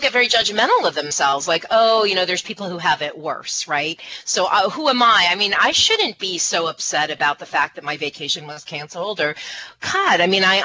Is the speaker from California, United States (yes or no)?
no; Florida, United States; I grew up in Florida